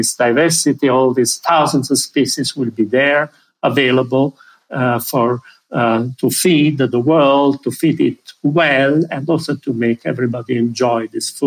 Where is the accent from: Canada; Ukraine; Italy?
Italy; Pompeii, Campania; When I was a kid, I am from Pompeii. That's a city well known for the Roman ruins. As a kid, I used to wander in the ruins